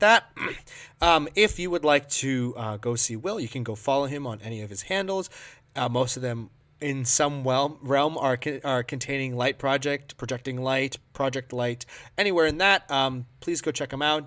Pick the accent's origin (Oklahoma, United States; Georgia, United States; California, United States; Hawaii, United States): Hawaii, United States; Maui; moved away as an adult; now in Minnesota, United States; I'm a Maui boy. I grew up in Hawaii.